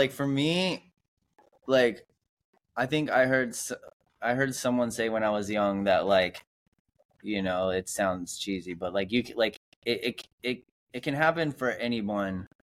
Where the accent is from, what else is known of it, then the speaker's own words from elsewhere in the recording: United States; I'm the only American.